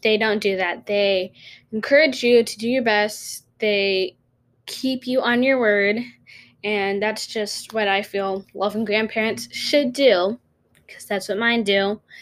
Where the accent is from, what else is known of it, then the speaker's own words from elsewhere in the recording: North Carolina, United States; I'm from North Carolina.